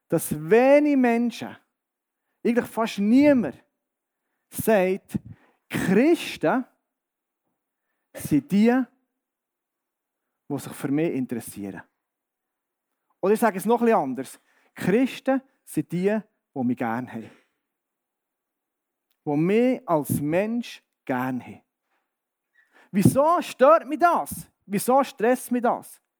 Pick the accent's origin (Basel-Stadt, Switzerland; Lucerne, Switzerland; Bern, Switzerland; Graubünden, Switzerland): Bern, Switzerland; ich bin im Berner Oberland aufgewachsen, wohne jetzt im Berner Seeland und komme jetzt hier ins Mittelland